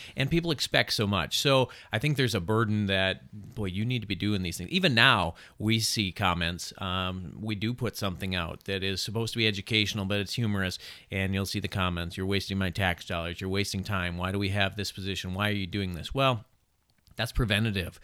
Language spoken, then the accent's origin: English; Chippewa Falls, Wisconsin, United States; I grew up in Chippewa Falls, not too far, uh, from here, right?